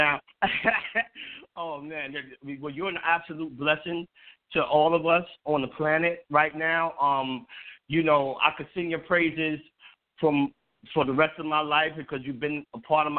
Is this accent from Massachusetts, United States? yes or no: no; New York City, New York, United States; I'm a New Yorker like you.